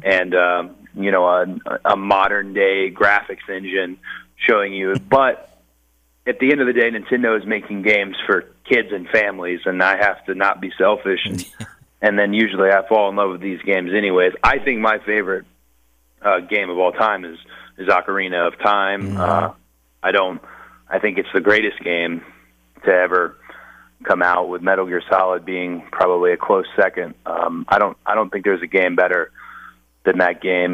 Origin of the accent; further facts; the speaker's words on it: Marietta, Georgia, United States; I grew up in Marietta, Georgia